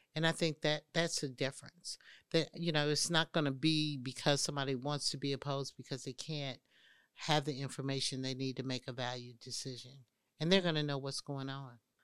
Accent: Indianapolis, Indiana, United States; moved away as an adult; now in Atlanta, United States; I grew up in Indianapolis, Indiana.

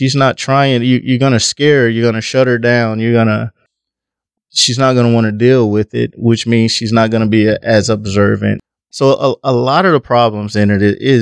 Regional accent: between Texas and Mississippi, the South, United States; now in Omaha, United States; I grew up in the South, between Texas and Mississippi. Moved to Omaha, and actually I'm an Omahan now.

